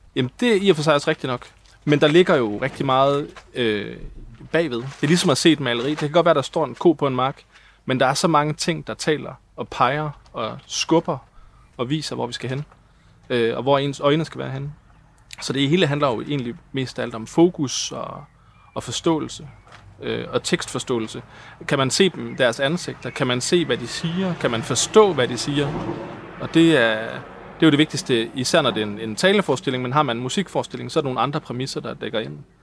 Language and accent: Danish; Hjørring, North Denmark Region, Denmark; now in Copenhagen, Denmark; Jeg kommer fra Jøring, og, øh, og har lavet en masse amatørteater